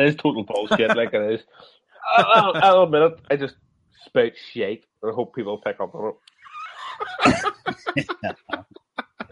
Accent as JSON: {"language": "English", "town": "Belfast", "region": "Northern Ireland", "country": "United Kingdom", "said": "I'm from Belfast, County Antrim, Ireland"}